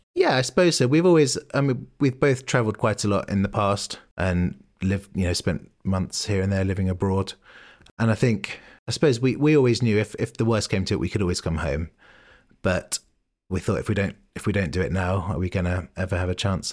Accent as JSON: {"language": "English", "region": "London", "country": "United Kingdom", "tie": "born or raised there", "moved": "as an adult", "lives_now": "Bristol, United Kingdom", "said": "I grew up in London, um, Southwest London"}